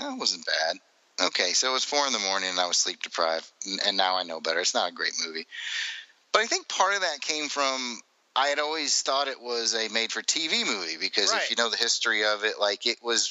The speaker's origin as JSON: {"language": "English", "region": "Alabama", "country": "United States", "said": "I'm from Alabama"}